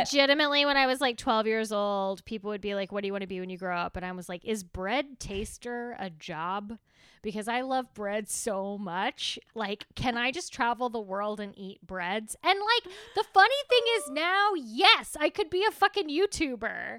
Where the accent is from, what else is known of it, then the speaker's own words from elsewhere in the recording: Texas, United States; being Texan is sometimes we put too many syllables in things, and then sometimes we take syllables away